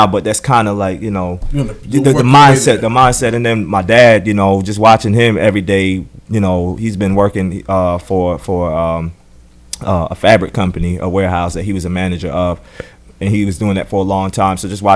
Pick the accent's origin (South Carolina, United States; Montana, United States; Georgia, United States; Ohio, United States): South Carolina, United States; moved away as an adult; also born or lived in Atlanta; when I was growing up in South Carolina